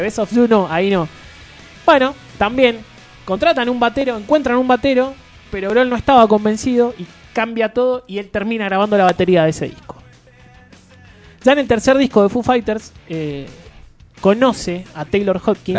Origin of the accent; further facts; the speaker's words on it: Argentina; Como argentino cabeza que somos